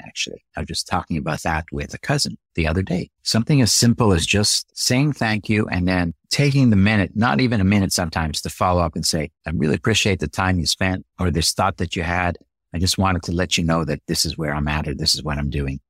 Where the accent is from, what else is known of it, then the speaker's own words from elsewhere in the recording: Canada; I'm a Canadian from birth.